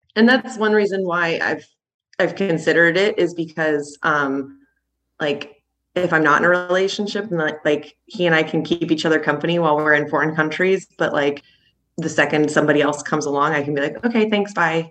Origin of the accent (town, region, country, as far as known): Seattle, Washington, United States; moved away as an adult; now in Spain